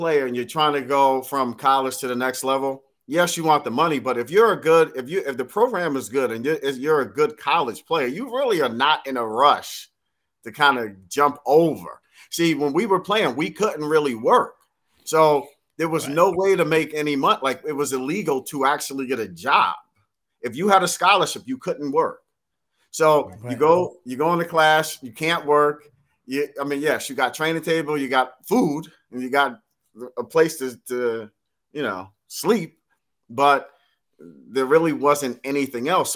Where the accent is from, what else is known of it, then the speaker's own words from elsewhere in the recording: New Jersey, United States; I'm from Jersey